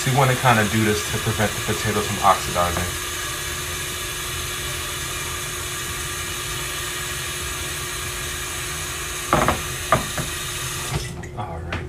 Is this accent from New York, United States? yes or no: yes; New York, United States; I grew up in New York with my family's roots coming from North Carolina